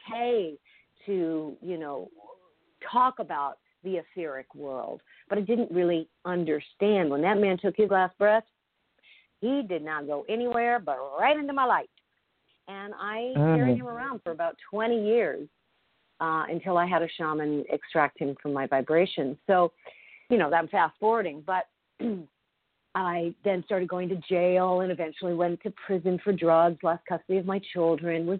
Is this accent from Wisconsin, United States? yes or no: no; Los Angeles, California, United States; I was raised in the Hollywood Hills in the 60s.